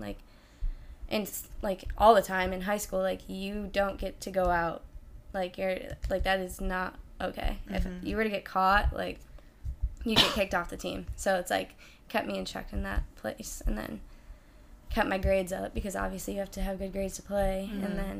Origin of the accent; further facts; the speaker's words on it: Lafayette, New York, United States; Small city outside of Syracuse.